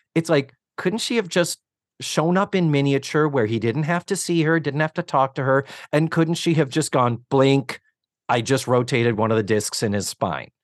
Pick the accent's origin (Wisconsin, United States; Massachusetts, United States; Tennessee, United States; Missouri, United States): Massachusetts, United States; now in Orlando, United States; I was raised in Massachusetts